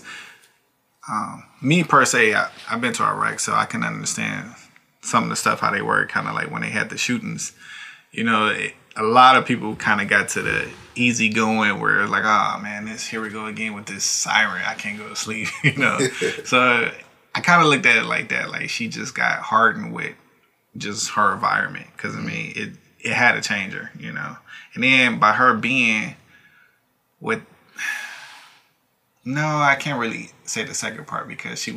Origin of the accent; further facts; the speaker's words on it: United States; as American